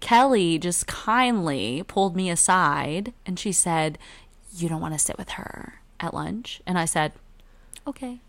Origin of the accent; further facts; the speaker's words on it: Arkansas, United States; now in Dallas, United States; I'm from Arkansas.